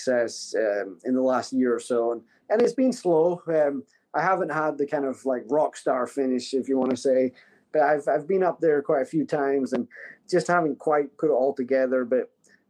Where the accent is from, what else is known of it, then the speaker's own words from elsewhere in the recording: Scotland, United Kingdom; my home country of Scotland